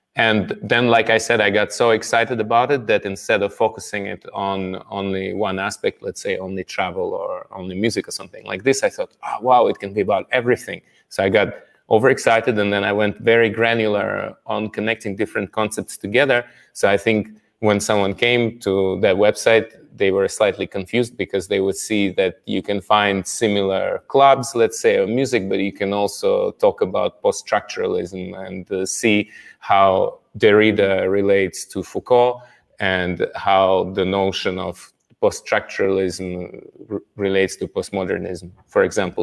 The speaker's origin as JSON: {"language": "English", "country": "Russia", "moved": "as an adult", "lives_now": "Paris, France", "said": "I'm from Russia"}